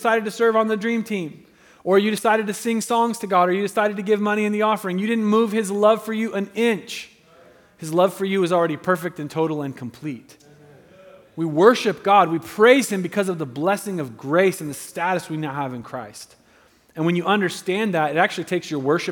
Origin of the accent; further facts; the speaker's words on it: United States; I love being an American